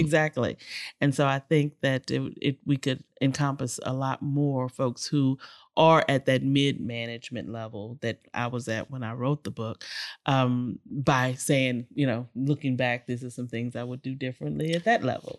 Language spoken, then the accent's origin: English; Houston, Texas, United States; this little girl, born and raised in Sunnyside, Texas